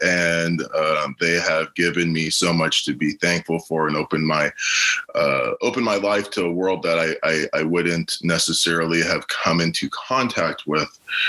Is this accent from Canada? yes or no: yes; Toronto, Ontario, Canada; Yeah, so I was born and raised in the Jane and Finch community to a single mom, two sisters.